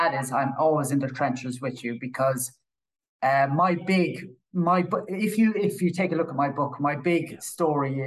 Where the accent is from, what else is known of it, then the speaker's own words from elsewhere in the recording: Killarney, Munster, Ireland; I grew up in Killarney in County Kerry